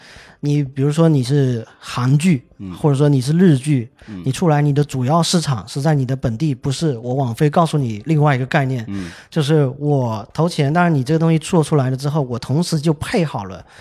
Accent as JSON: {"language": "Chinese", "country": "China", "said": "我们中国人也玩"}